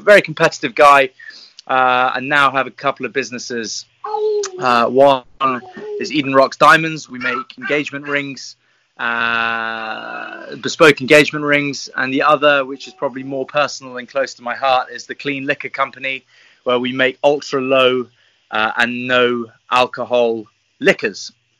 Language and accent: English; French West Indies, France; also born or lived in England; now in United Kingdom; I was born in the English countryside, but was raised in the French West Indies.